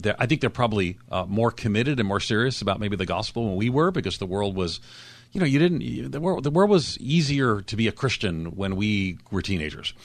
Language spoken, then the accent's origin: English; Long Island, New York, United States; in Long Island, where I grew up outside of New York City